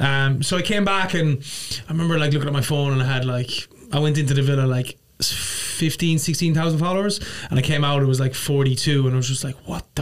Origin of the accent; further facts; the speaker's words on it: Ireland; now in New York, United States; Irish and I live in New York.